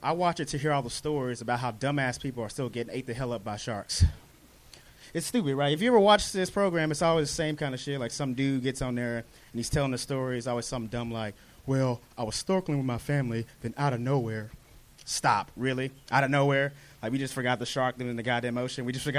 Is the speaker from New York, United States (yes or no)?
no; Dallas, Texas, United States; moved away as an adult; now in Los Angeles, United States; From Dallas, Texas, sir.